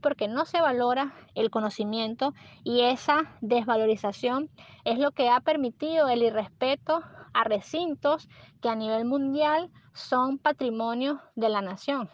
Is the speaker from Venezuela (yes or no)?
yes; Venezuela; como venezolanos